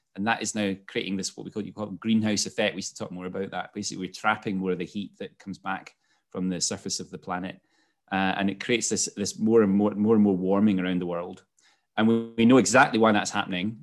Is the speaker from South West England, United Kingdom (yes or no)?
no; Scotland, United Kingdom; moved away as an adult; also born or lived in London; moved, uh, back to Scotland where I'm from, as you could probably pick up from my accent